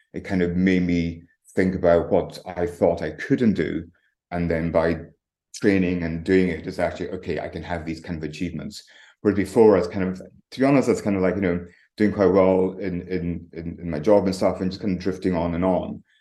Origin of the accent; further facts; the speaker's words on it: Tongue, Scotland, United Kingdom; moved away; also born or lived in London; Originally, I'm from the Highlands of Scotland, um, right up on the very north coast. It's like a tiny village called called Tongue. So I grew up in a croft